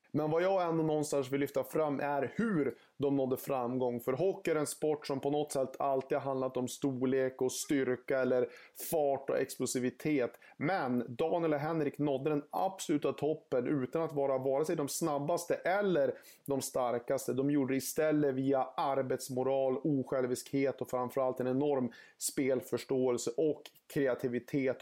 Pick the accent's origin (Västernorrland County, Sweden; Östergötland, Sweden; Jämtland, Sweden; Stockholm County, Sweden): Västernorrland County, Sweden; Örnsköldsvik; Jag är född 1989 i Övik och uppväxt i den staden.